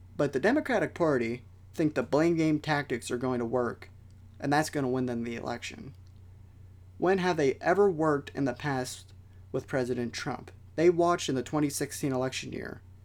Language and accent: English; United States